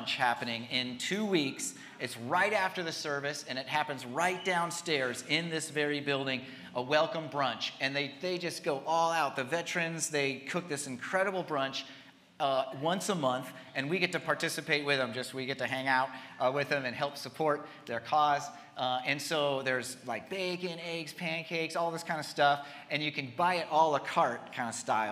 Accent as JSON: {"language": "English", "area": "Humboldt", "region": "California", "country": "United States", "tie": "born or raised there", "moved": "as an adult", "said": "I grew up here in Humboldt, but I didn't get to connect as much with his ministry when I was here, because I was in Southern California the last 25 years"}